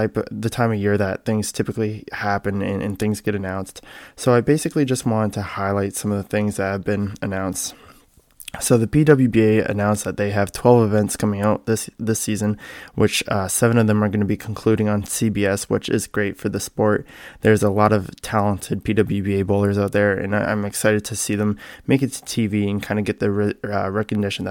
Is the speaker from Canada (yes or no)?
yes; Canada; moved away as an adult; also born or lived in Michigan; I was born and raised in Canada, where I started bowling youth basically from the time I was able to walk